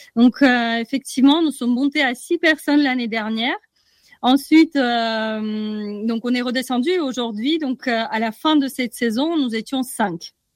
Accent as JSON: {"language": "French", "country": "Russia", "moved": "yes", "said": "je viens de Russie. Donc, je suis rentrée chez moi"}